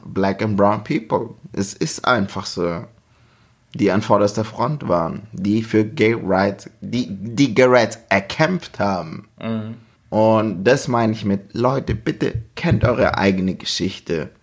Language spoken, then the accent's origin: German; Germany; bei uns in Deutschland